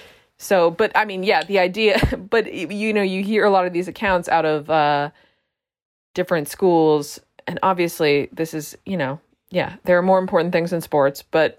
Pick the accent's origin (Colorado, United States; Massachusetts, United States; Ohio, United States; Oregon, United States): Massachusetts, United States; Boston; I'm from Boston